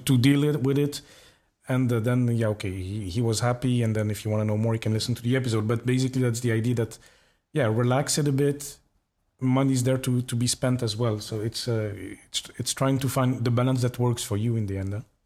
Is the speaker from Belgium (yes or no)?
yes; Belgium; I'm from Belgium